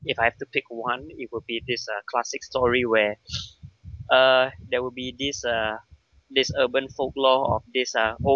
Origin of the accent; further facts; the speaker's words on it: Singapore; and we're from Singapore